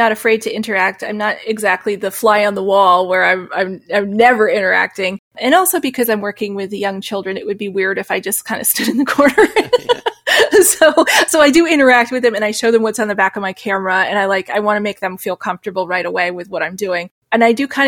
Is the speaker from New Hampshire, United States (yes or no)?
yes; New Hampshire, United States; I grew up in New Hampshire, so there was a lot of beautiful scenery